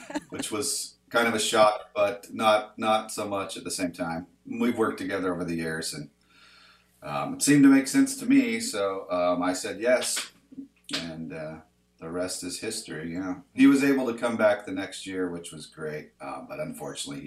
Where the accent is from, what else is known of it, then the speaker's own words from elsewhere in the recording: Salt Lake City, Utah, United States; moved away as an adult; also born or lived in Sunnyside, Washington; now in Washington, United States; I was born here in Sunnyside and moved down to Salt Lake as a child and came back when I was 21 to become a rock star